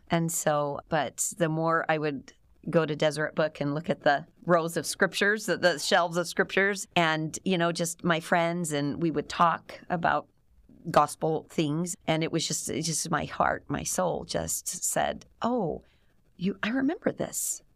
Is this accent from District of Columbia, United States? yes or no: no; Cleveland, Ohio, United States; moved away as an adult; I was born and raised in Cleveland, Ohio, suburbs of Cleveland